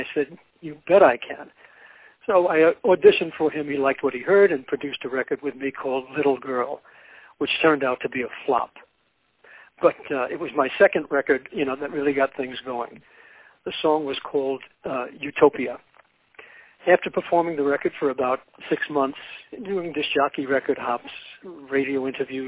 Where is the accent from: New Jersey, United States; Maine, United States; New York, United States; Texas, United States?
New York, United States; New York City; I was born in New York City in 1944.